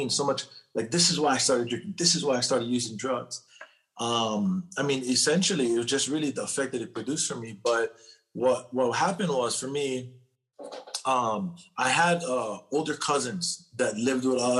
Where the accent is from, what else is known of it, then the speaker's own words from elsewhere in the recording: Hawaii, United States; now in California, United States; I'm born and raised in Hawaii. I live in California now.